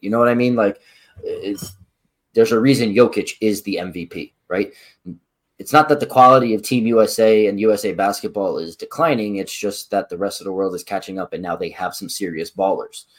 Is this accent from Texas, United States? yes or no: no; Philadelphia, Pennsylvania, United States; we're from Philadelphia